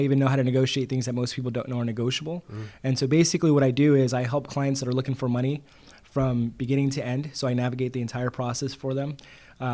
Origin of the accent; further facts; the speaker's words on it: Bakersfield, California, United States; moved away as an adult; also born or lived in Santa Ana, California / Guadalajara, Mexico (ancestry); now in San Diego, United States; I grew up in Bakersfield